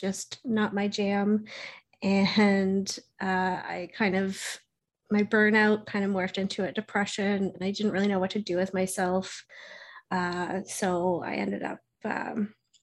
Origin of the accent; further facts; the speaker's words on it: Halifax, Nova Scotia, Canada; I'm from Halifax, Nova Scotia, Canada